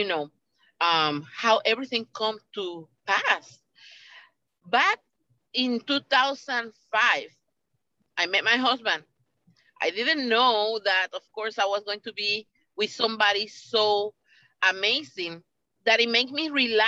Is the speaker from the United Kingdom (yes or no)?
no; Puerto Rico; moved away; I come from Puerto Rico. And I'm Puerto Rican born